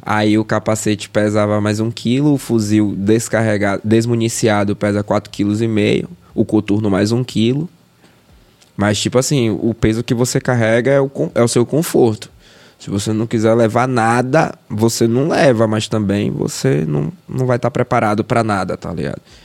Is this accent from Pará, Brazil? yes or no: no; Feira de Santana, Bahia, Brazil; moved away as an adult; now in Salvador, Brazil; sou de Feira de Santana, nasci em 91. É, sou de família humilde, tá ligado? Morador de periferia.